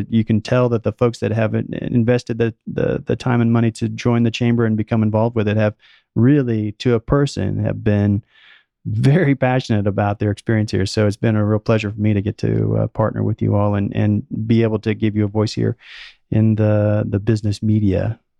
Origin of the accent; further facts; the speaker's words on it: Oklahoma, United States; kind of like from where I came from here from Oklahoma, where the people are just very, very friendly and welcoming.